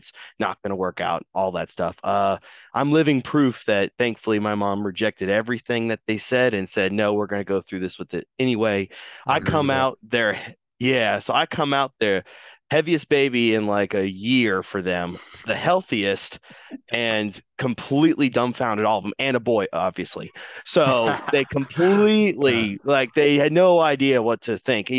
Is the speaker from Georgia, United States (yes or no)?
yes; Georgia, United States; born or raised there; also born or lived in Michigan